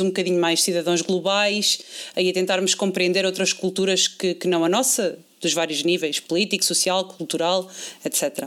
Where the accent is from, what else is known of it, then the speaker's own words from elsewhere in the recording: Portugal; nós, como portugueses